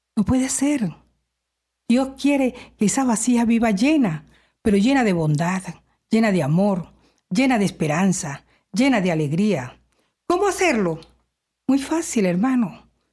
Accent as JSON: {"language": "Spanish", "country": "Venezuela", "moved": "yes", "lives_now": "Canada", "said": "soy venezolana"}